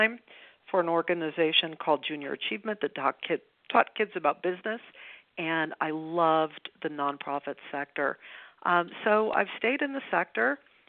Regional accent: Los Angeles, California, United States; I grew up in Westchester. I am a native Californian. I went to all of the Westchester schools

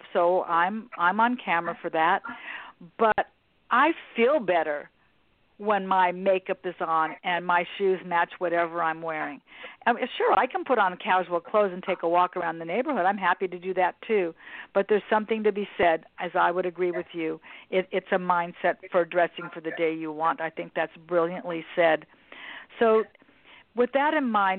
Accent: Westchester, New York, United States; I grew up right here in Westchester

